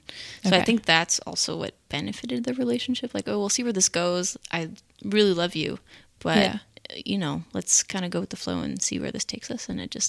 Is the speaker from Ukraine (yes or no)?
no; Montreal, Quebec, Canada; moved away; also born or lived in Seattle; And I'm originally from Montreal, but recently moved here from Seattle to marry my now husband.